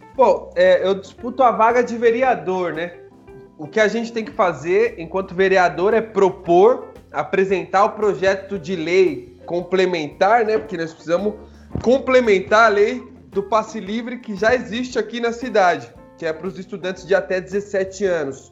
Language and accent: Portuguese; Guarulhos, São Paulo, Brazil; also born or lived in Russia; nasci aqui em Guarulhos, morei já em vários bairros aqui da cidade